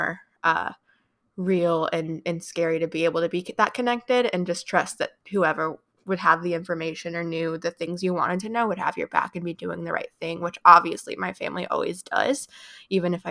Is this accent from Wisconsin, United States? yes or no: no; Chicago, Illinois, United States; I'm from Chicago area